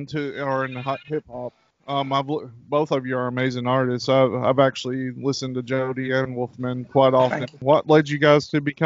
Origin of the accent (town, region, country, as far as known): Manchester, Kentucky, United States; born or raised there; moved away